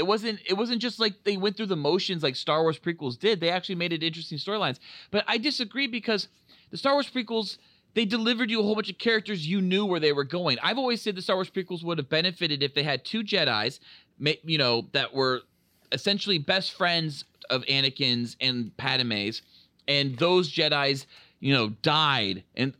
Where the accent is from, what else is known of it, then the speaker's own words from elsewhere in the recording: California, United States; when I was growing up, like, I grew up in near Santa Cruz